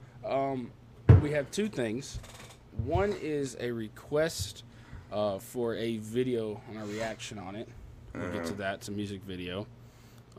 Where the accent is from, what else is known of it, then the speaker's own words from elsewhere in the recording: the South, United States; I talk funny. I'm from the South.